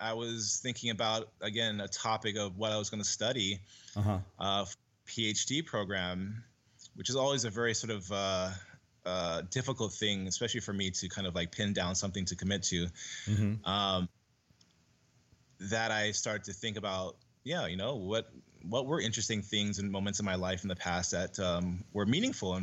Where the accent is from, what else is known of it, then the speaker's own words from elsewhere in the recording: San Diego, California, United States; now in Hawaii, United States; I became an avid Street Fighter player in San Diego, where I grew up